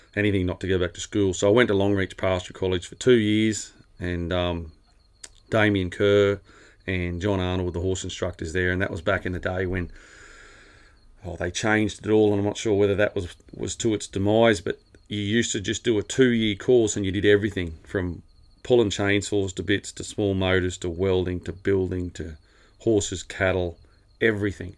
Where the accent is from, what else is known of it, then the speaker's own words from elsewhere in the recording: Rowena, New South Wales, Australia; also born or lived in Narrabri; born, um, oh, Narrabri, but lived west of Narrabri, a little town called Rowena. Went to school there. Uh, just a awesome place for a kid to grow up.